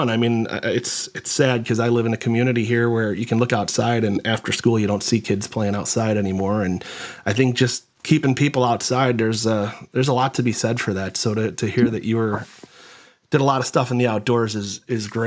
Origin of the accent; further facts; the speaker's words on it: North Carolina, United States; I grew up in uh, North Carolina